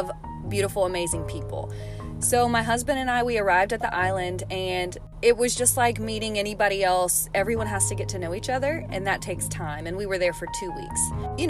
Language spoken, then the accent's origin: English; United States; I came from America